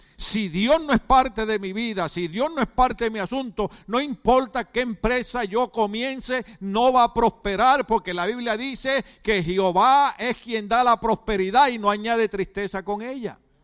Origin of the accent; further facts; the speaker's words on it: Puerto Rico; now in United States; En Puerto Rico calzón es, es esto, es pantalón